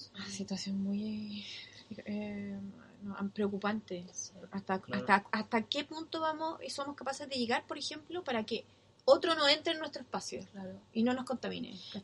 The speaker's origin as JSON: {"language": "Spanish", "country": "Chile", "moved": "as an adult", "lives_now": "New Zealand"}